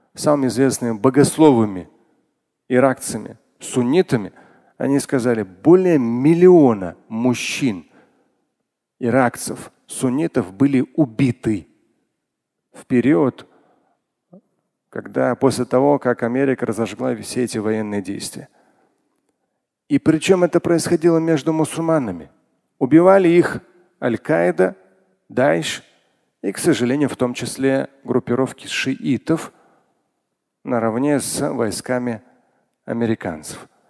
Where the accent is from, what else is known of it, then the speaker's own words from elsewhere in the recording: Moscow, Russia; я сам родился в Москве